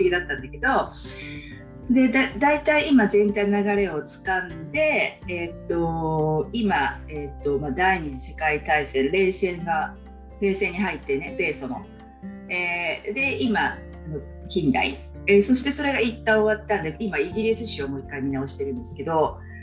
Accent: Japan; 私たちは日本人として日本で生まれてきた

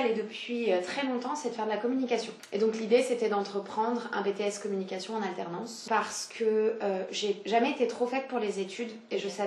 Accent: south-east France, France; moved away as an adult; now in Paris, France; j'ai 27 ans. je suis originaire du sud-est de la France. D'accord. Très chauvine. je suis arrivée à Paris il y a maintenant un peu plus de 6 ans.

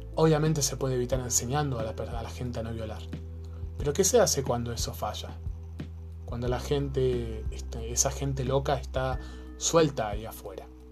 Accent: Argentina; now in Chile; yo soy argentino, vivo en Chile hace muchos años

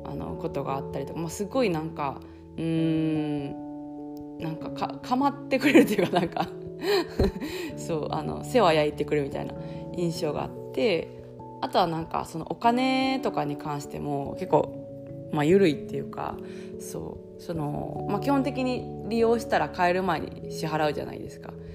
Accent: southern Osaka, Japan; moved away as an adult; now in South of France, France; 私あの南大阪あの出身だから

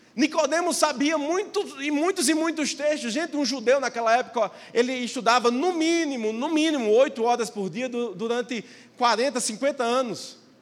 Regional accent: near Maceió, Alagoas, Brazil; moved away as an adult; now in Minas Gerais, Brazil; lá para a minha cidade, lá para perto de Maceió

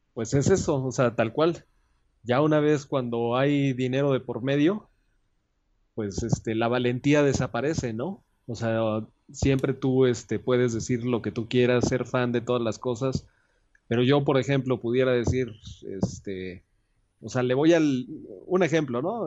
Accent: Mexico; Yo soy de México

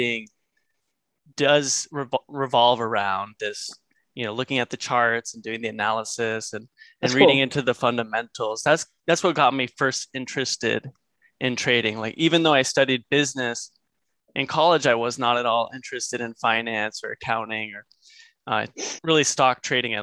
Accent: New England, United States; moved away as an adult; also born or lived in San Luis Obispo, California; now in Los Angeles, United States; I grew up in the New England area

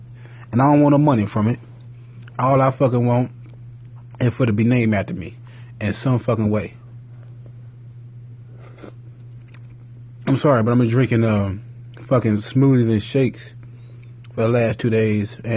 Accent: Gary, Indiana, United States; I'm from Gary

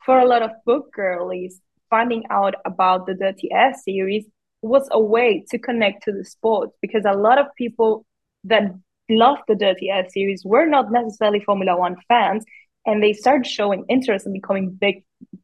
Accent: Spain; I come from Spain.

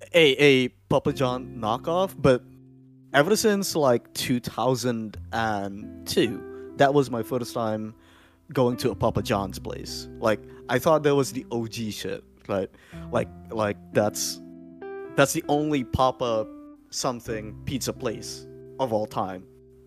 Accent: Indonesia; Unlike these fine gentlemen, I'm from Indonesia, or essentially upside down Poland.

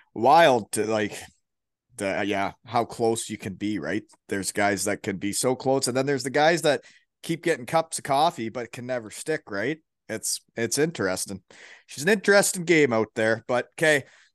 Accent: Elmira, Ontario, Canada; my hometown Elmira Sugar Kings.

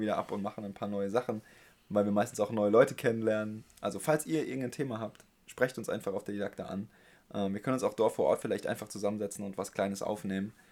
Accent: Heidelberg, Baden-Württemberg, Germany; als Heidelberger

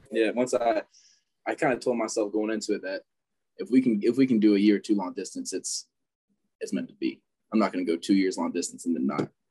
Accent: Fayetteville, Georgia, United States; I grew up in Fayetteville, Georgia my whole life

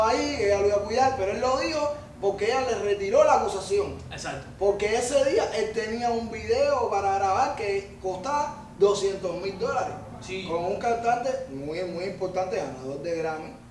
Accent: Cuba; No, yo, cubano. yo soy cubano, yo puedo andar con los mismos cubanos.

